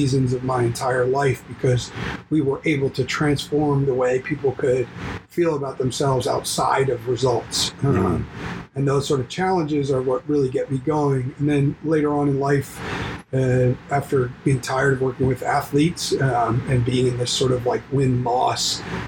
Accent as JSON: {"language": "English", "town": "Baltimore", "region": "Maryland", "country": "United States", "tie": "born or raised there", "said": "I grew up in Baltimore, Maryland, mostly youngest of four boys"}